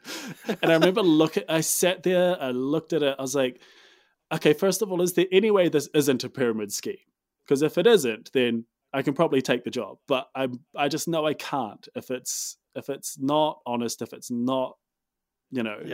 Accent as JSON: {"language": "English", "town": "Dunedin", "region": "Otago", "country": "New Zealand", "tie": "born or raised there", "also_born_or_lived": "Christchurch, New Zealand", "moved": "as an adult", "lives_now": "Auckland, New Zealand", "said": "I'm from Dunedin. Uh, spent most of my time as a kid growing up, um, Dunedin and further south."}